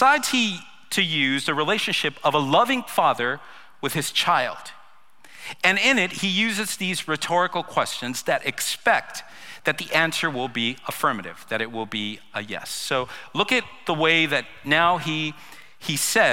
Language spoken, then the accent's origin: English; Los Angeles, California, United States; moved away; I was raised in Los Angeles.